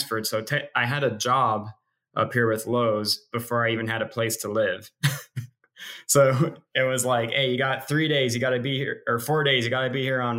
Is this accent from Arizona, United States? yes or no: yes; Yuma, Arizona, United States; born or raised there; also born or lived in Fresno, California; now in Everett, United States